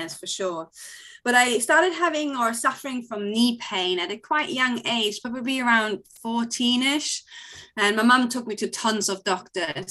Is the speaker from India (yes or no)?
no; Hamelin, Lower Saxony, Germany; moved away; also born or lived in Klein Berkel; I'm from Hamelin, but we were based in Kleinberkel, which is only a 10-minute drive away, a pretty small village nearby.